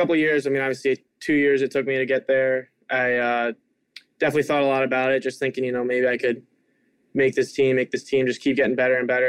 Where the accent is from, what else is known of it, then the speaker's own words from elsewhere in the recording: Richmond, Virginia, United States; moved away; growing up in Richmond.